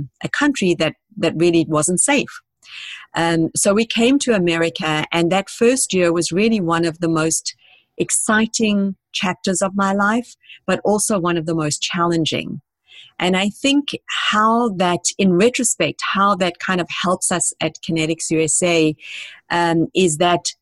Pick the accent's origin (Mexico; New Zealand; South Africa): South Africa; moved away as an adult; now in United States; Because I came to this country 20 years ago. I'm originally from South Africa